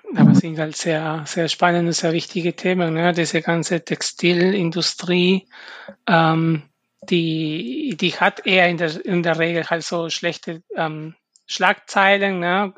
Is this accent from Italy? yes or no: no; Peru; German is a second language; now in Germany; ich komme ursprünglich aus Peru